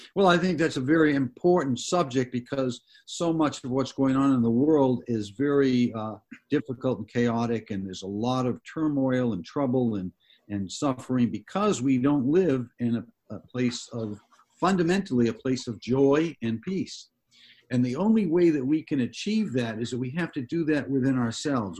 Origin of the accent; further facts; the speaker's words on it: Massachusetts, United States; moved away; I grew up back east in Massachusetts